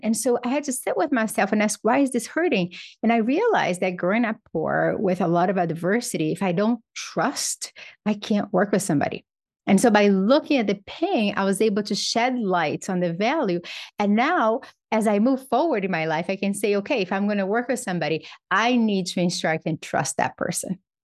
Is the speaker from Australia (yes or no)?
no; Brazil; moved away; I grew up in Brazil.